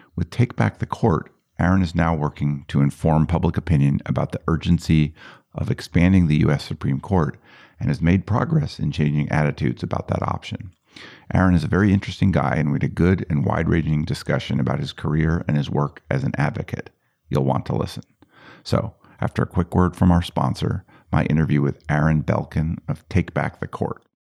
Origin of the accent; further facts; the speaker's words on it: Boulder, Colorado, United States; I grew up in a liberal family, two teachers, Jewish, Boulder, Colorado